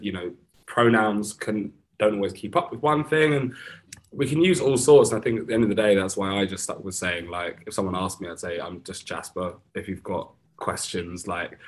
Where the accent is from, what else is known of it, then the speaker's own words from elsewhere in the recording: Brighton, South East England, United Kingdom; I grew up in Brighton